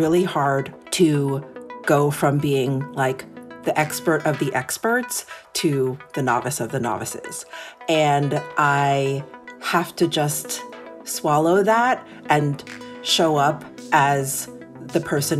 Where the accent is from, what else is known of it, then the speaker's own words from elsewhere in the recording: New York City, New York, United States; So I am born and raised in New York City. My parents came to America from Japan in the late 60s.